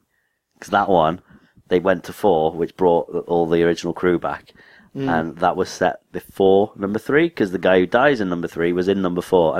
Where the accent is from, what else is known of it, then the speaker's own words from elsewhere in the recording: United Kingdom; I'm British.